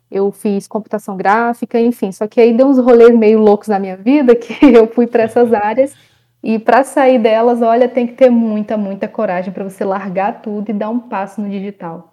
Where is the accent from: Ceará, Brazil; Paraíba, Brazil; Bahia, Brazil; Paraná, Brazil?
Ceará, Brazil; interior of; now in Rio de Janeiro, Brazil; eu vim para o Rio de Janeiro, eu sou do interior lá do Ceará